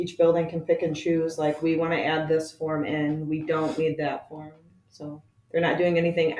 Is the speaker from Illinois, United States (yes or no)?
no; South Lyon, Michigan, United States; I'm a graduate from South Lyon High School.